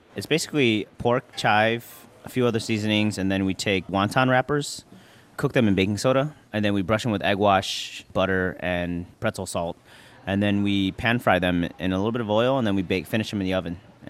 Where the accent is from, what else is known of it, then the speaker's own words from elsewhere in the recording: Chicago, Illinois, United States; now in New York, United States; I'm an Asian American. I grew up in Chicago and now live in New York. All these influence of moving, being part of a Filipino household